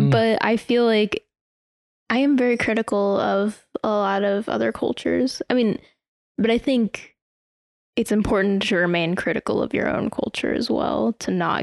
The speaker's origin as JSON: {"language": "English", "country": "United States"}